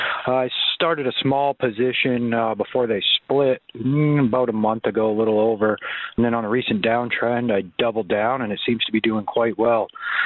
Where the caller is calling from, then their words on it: Maine, United States; I'm calling you from Maine.